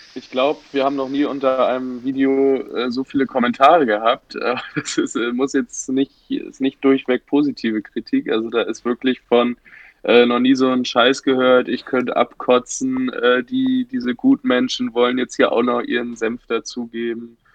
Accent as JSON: {"language": "German", "town": "Bad Schwartau", "region": "Schleswig-Holstein", "country": "Germany", "said": "wir äh, vier Dösbaddel aus Bad Schwartau"}